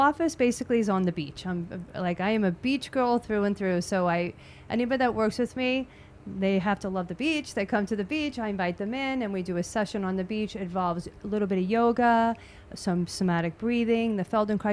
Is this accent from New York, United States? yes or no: yes; New York, United States; I'm a New Yorker, Italian New Yorker